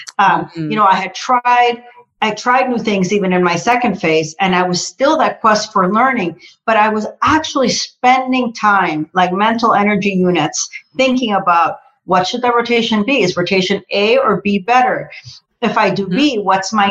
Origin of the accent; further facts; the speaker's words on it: Costa Rica; English is a second language; moved away; I'm originally from Costa Rica. So, you know, definitely English is my second language